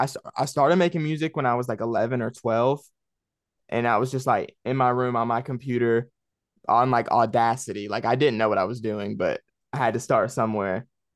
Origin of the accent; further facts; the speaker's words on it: Spartanburg, South Carolina, United States; Because where I live, like the music, there is no music scene out here.